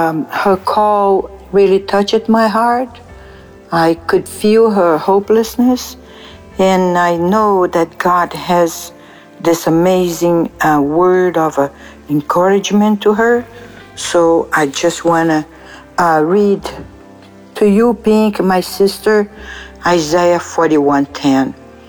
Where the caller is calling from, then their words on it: San Diego, California, United States; Hello, my brothers and sisters. … from San Diego.